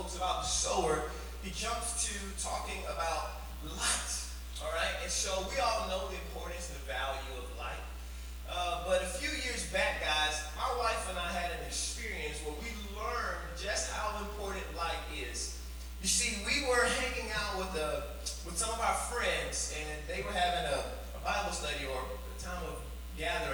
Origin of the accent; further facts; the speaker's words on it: Arlington, Texas, United States; My wife and I, we're from Arlington, Texas